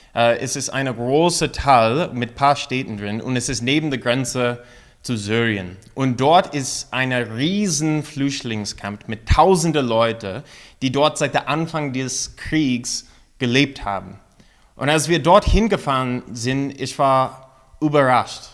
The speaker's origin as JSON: {"language": "German", "country": "United States", "second_language": "German", "moved": "as an adult", "lives_now": "Mainz, Germany", "said": "als eine Amerikaner"}